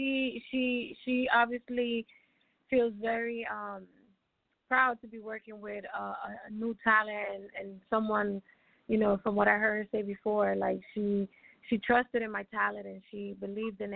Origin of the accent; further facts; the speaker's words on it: New York City, New York, United States; moved away as an adult; now in Dominican Republic; I grew up in the Bronx